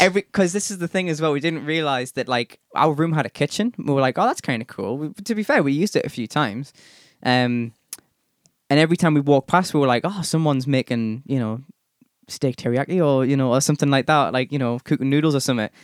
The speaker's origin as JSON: {"language": "English", "region": "England", "country": "United Kingdom", "said": "being English"}